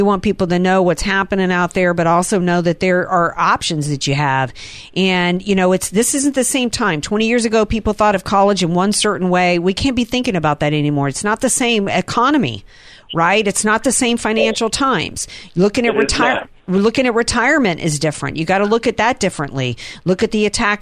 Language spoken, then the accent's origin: English; the South, United States; moved away; I grew up in the South. We had hurricanes every year